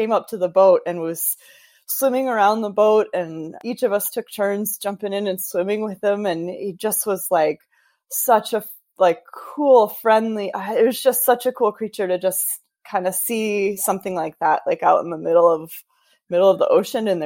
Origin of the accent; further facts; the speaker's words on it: Wisconsin, United States; coming from a, you know, Wisconsin, growing up in the Midwest